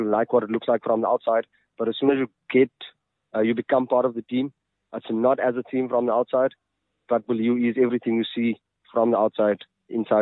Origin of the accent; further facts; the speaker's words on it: Kimberley, Northern Cape, South Africa; also born or lived in Johannesburg; now in Mahikeng, South Africa; I am from Kimberley.